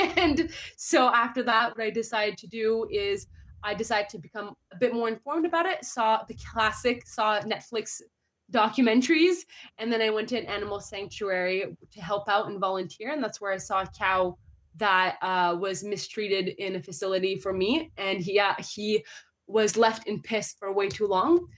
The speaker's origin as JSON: {"language": "English", "town": "Ottawa", "region": "Ontario", "country": "Canada", "tie": "born or raised there", "said": "I'm a fellow Canadian, and I do say A, I do. Um, so I was born in Ottawa, Ontario"}